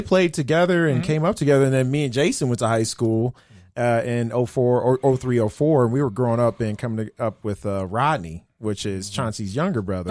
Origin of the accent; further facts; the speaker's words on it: Denver, Colorado, United States; we had relationships with people that we grew up together in Park Hill